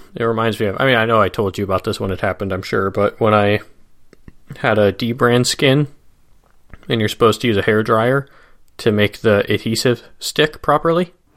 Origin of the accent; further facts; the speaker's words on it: Midwest, United States; the classic type of suburb where we grew up in the Midwest